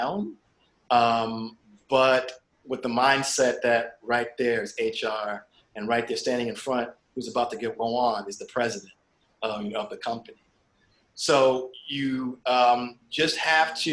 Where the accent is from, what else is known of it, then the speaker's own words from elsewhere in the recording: Springfield, Massachusetts, United States; I grew up in Springfield, Massachusetts